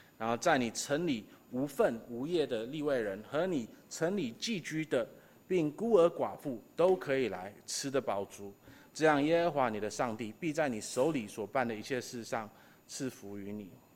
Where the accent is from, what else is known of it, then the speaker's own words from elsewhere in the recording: Taiwan; 我们台湾人